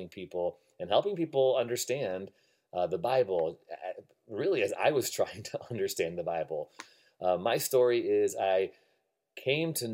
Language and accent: English; Illinois, United States; moved away as an adult; also born or lived in Evanston, Illinois / Algonquin, Illinois / Buffalo Grove, Illinois / Rockford, Illinois; now in Redwood City, United States; I moved out from Chicago, Illinois, born and raised 20-some years of my life in Illinois.